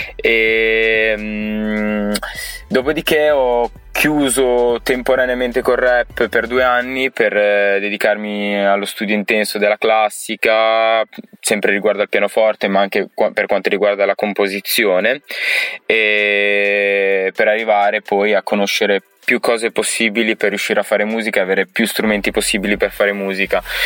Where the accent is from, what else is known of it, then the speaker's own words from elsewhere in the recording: Alfonsine, Emilia-Romagna, Italy; sono di Alfonsini, un piccolo paesino in provincia di Ravenna